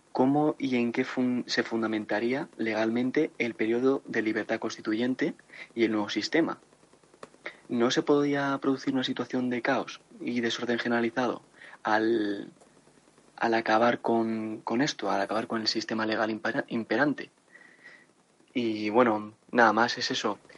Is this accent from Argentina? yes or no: yes; Martínez, Buenos Aires Province, Argentina; Yo soy de Martínez y quería plantearle la siguiente duda a don Antonio.